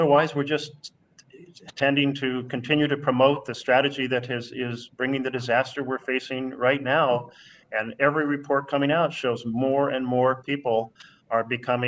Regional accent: Oregon, United States; the western part of the United States, where I come from Oregon.

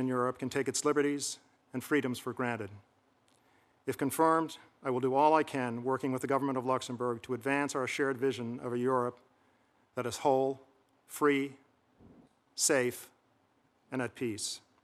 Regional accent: Hamilton, Massachusetts, United States; my hometown of Hamilton, Massachusetts

